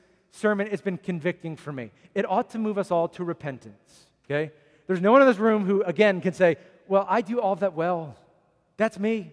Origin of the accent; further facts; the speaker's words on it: United States; as American Christians